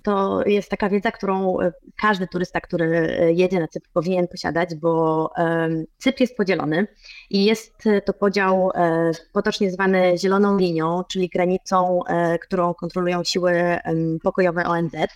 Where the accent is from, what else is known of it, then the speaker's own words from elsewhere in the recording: Poland; now in Cyprus; jestem z Polski